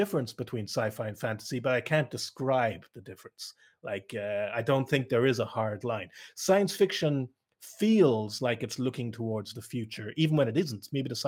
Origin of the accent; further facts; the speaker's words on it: Ireland; And it's also going to be a very Western view because I grew up in Ireland, a Western country.